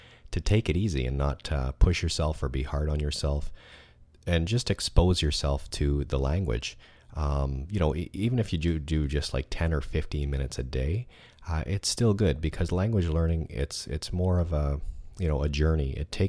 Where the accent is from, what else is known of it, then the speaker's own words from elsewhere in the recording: Toronto, Ontario, Canada; I'm from Toronto, Canada. It's a very cosmopolitan city with people from all over the world. There are a lot of languages spoken here, and it's a great city to live in if you like to learn and practice languages.